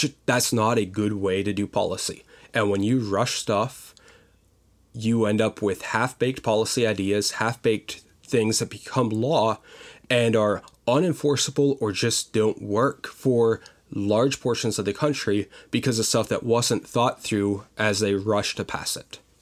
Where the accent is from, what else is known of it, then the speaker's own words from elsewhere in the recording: Pottsville, Pennsylvania, United States; moved away as an adult; now in Virginia, United States; I grew up in a small town, or smallish town, of about fifteen thousand people called Pottsville, Pennsylvania.